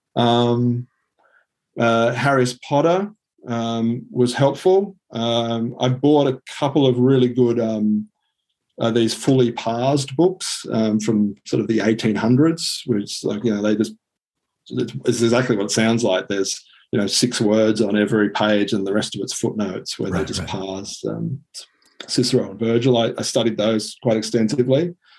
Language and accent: English; Sydney, New South Wales, Australia; also born or lived in Singapore; I grew up uh, in Sydney. Um, other than three years in Singapore, I've been in Sydney my entire life.